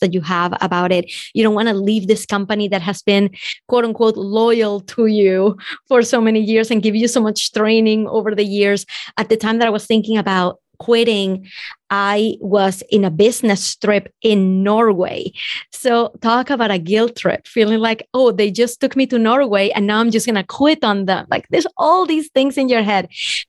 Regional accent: Venezuela; now in United States; If you can tell from my accent, I'm from Venezuela and I wasn't born here

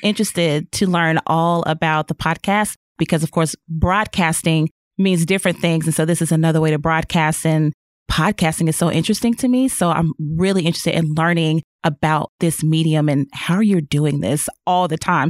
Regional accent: Chicago, Illinois, United States; moved away as an adult; now in Northwest Arkansas, United States; I'm from Chicago

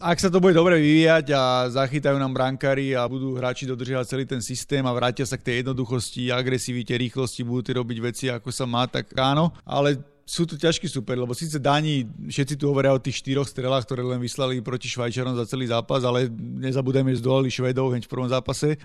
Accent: Slovakia; predsa len sme všetci Slováci

